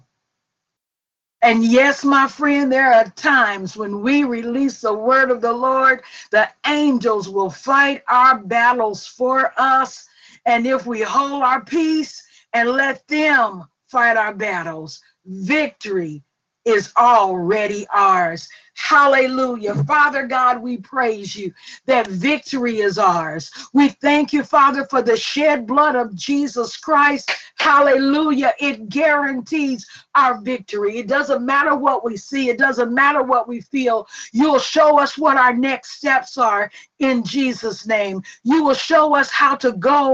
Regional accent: Forest, Mississippi, United States; I'm from Forest, Mississippi, and we were a little poor and we had them iron skillets

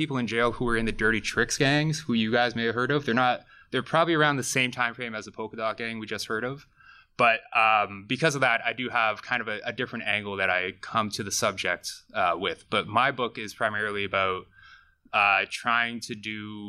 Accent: Barrie, Ontario, Canada; moved away as an adult; also born or lived in Toronto; I'm from Barrie originally

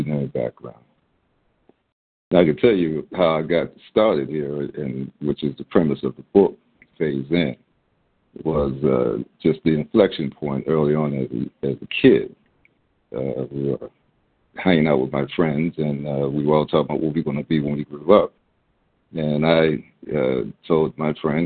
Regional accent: Baltimore, Maryland, United States; this kid growing up in Baltimore, the public school

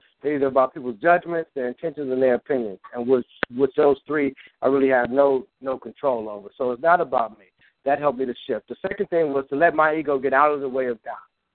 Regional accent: Chicago, Illinois, United States; I'm really from Chicago

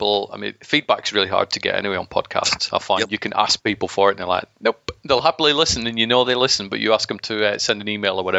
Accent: Scotland, United Kingdom; now in England, United Kingdom; I was born in Scotland

